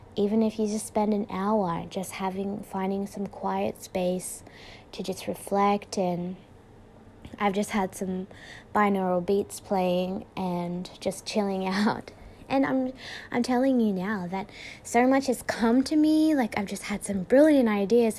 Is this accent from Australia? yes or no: yes; Australia; I'm from Australia.